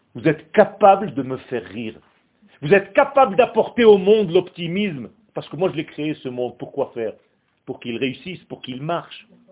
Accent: Israel; moved away; Quand j'étais jeune, je suis né en Israël. Quand j'avais 8 ans, il y avait la guerre des 6 jours

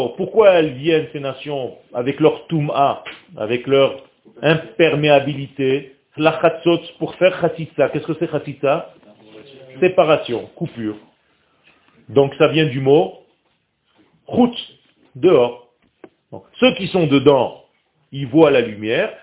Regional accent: Israel; first language Hebrew; French is a second language; je suis israélien. Je suis né en Israël, ma langue natale, c'est l'hébreu

